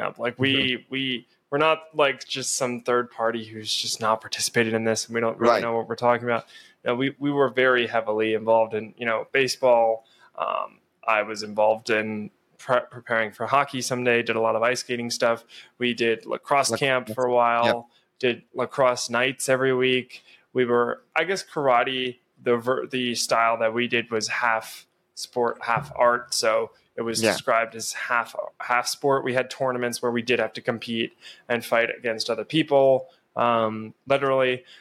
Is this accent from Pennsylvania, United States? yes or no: yes; Pennsylvania, United States; now in South Dakota, United States; back where we grew up in Pennsylvania